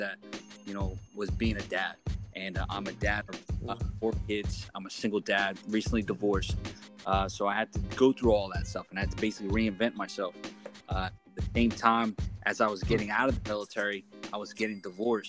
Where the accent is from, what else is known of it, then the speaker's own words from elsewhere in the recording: New York City, New York, United States; also born or lived in southern New Jersey; now in Atlantic City area, New Jersey, United States; I was born and raised in New York City.